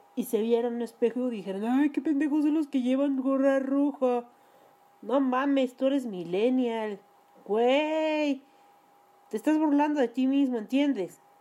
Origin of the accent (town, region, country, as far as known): Mexico